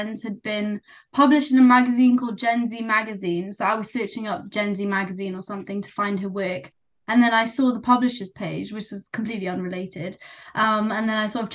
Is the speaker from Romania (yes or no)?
no; United Kingdom; accent: British; first language Nepali; So me and my sister, we were both born here. You can probably tell from my accent, we're completely British Nepali